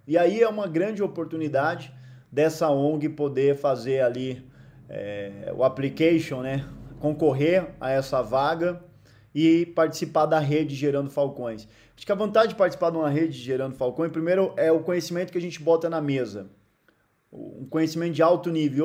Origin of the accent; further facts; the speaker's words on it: Guarulhos, São Paulo, Brazil; Eu nasci num barraco, numa favela em Guarulhos, São Paulo. Eu vivi meus primeiros anos de vida morando num barraco